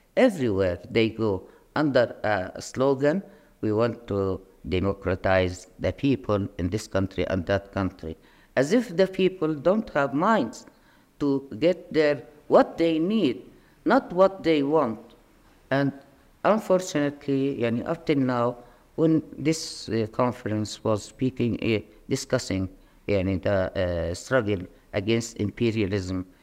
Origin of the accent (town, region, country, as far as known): Palestine